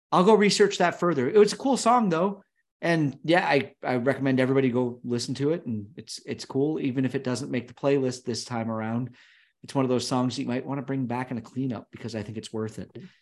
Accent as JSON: {"language": "English", "country": "United States", "tie": "born or raised there", "said": "growing up near Canada, as we both did. You and I, we lived a half a mile apart, and the border was about three miles from our house"}